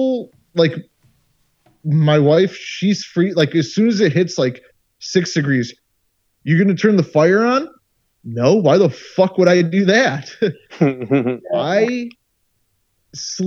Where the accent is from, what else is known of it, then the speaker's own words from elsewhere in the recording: United States; I'm very American